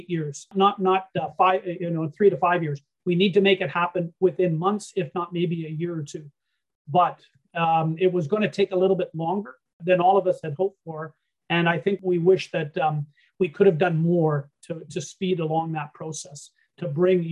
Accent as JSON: {"language": "English", "country": "Canada", "also_born_or_lived": "Germany", "said": "being a Canadian over in Europe during those days"}